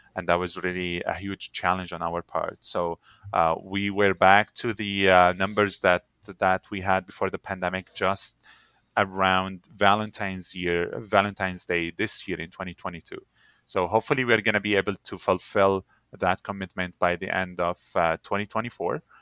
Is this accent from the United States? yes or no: no; Syria; now in Canada; Syria would always be my home by birth, uh, but Canada is my home by choice